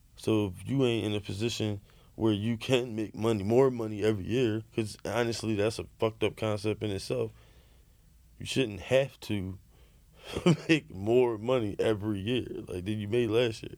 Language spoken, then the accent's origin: English; United States; being American